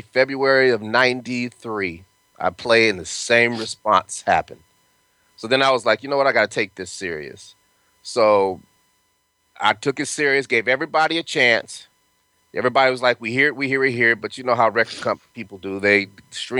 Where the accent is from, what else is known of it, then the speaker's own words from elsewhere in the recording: Denver, Colorado, United States; moved away; also born or lived in California; I'm from Denver, Colorado, and I went to school in Cali